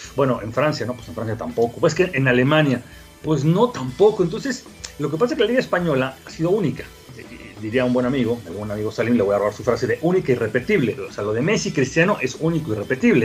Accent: Mexico; somos mexicanos

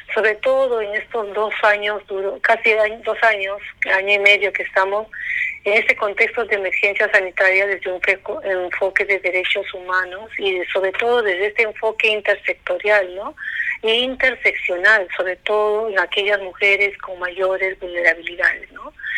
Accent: Peru; así somos los peruanos

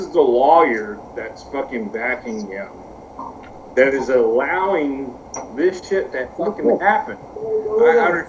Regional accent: the South, United States; I'm from the South

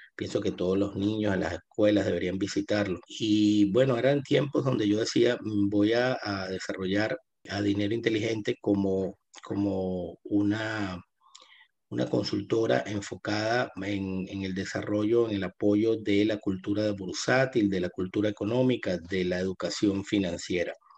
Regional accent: Venezuela; moved away as an adult; now in Buenos Aires, Argentina; yo me mudo acá a Buenos Aires eh, por la situación compleja que estaba viviendo Venezuela o que todavía está viviendo en mi país.

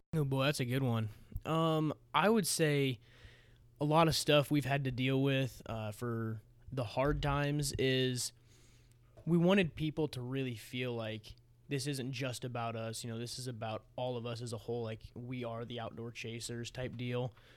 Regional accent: Missouri Valley, Iowa, United States; I transferred to Missouri Valley with my buddy Noah

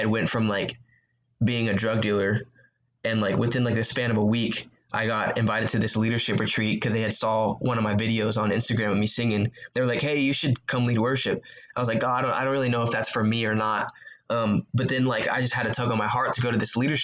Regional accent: Houston, Texas, United States; I grew up in Houston, Texas, and I went to a church called

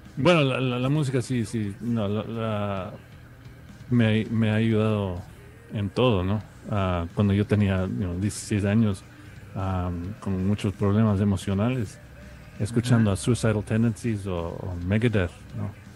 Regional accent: New York, United States; yo nací en Nueva York en los 75

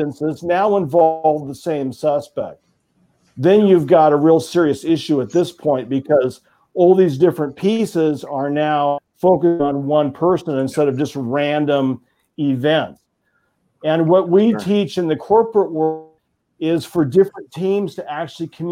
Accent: Oregon, United States; my home state of Oregon

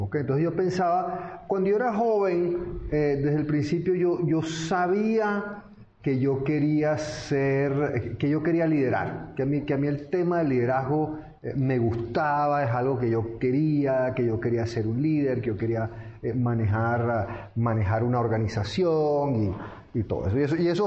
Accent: Venezuela; moved away as an adult; also born or lived in London, England / France / United States; yo nací en Londres, Inglaterra. pero mis padres eran venezolanos y yo al final me crié en Venezuela en general.

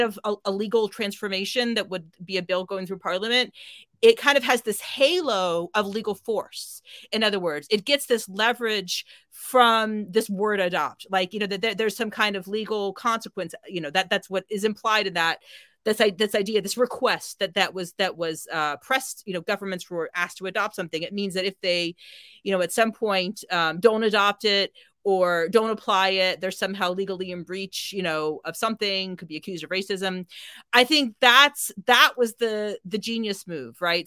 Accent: United States; now in United Kingdom; I'm an American

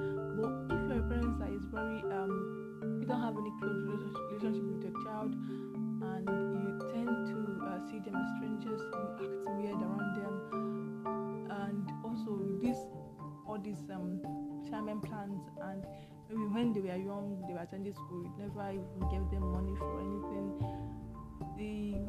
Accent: Nigeria; I came from Nigeria, so you took me here

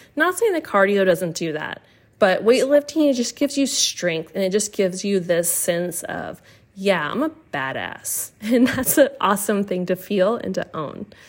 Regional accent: Austin, Texas, United States; moved away as an adult; also born or lived in Massachusetts; I'm from Austin, Texas

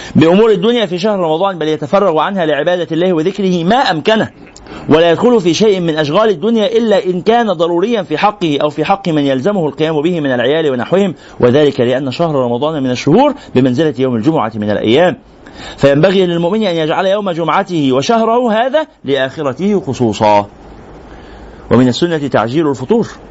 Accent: Egypt; احنا كمصريين

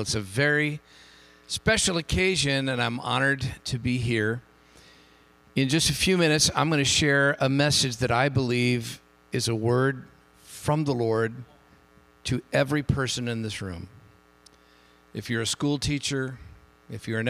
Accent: Hayward, California, United States; now in San Jose, United States; I grew up in Hayward

